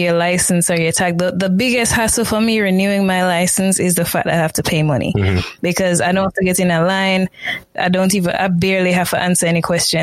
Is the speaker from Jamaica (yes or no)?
yes; Jamaica; now in United States; If you come from Jamaica, you don't think you have an accent, but up here people say, oh, I like your accent